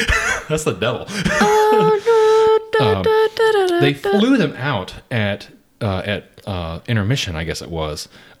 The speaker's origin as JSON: {"language": "English", "town": "Atlanta", "region": "Georgia", "country": "United States", "tie": "born or raised there", "said": "I grew up in South Atlanta, and there were numerous strip clubs around where I lived."}